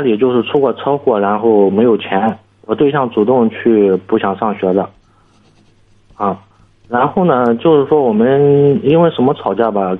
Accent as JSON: {"language": "Chinese", "town": "Zaozhuang", "region": "Shandong", "country": "China", "moved": "as an adult", "lives_now": "Jinan, China", "said": "我家住枣庄的，我现在在济南生活八年啊"}